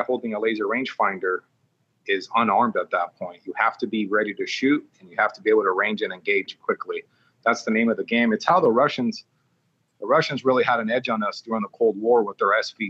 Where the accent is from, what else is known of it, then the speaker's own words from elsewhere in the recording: Long Beach, California, United States; also born or lived in Oceanside, California / Twentynine Palms, California; now in Las Vegas, United States; I grew up in the Long Beach area